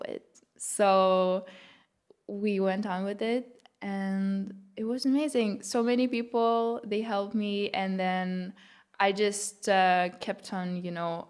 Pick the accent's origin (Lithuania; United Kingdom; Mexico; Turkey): Lithuania; first language Lithuanian; English is a second language; moved away as an adult; now in Berlin, Germany; it was my native language. Um, yeah, English is what I learned after.